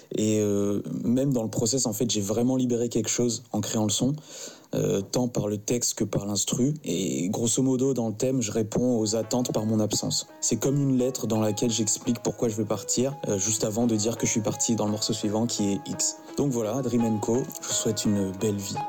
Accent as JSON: {"language": "French", "country": "Madagascar", "said": "à mon pays d'origine, donc Madagascar"}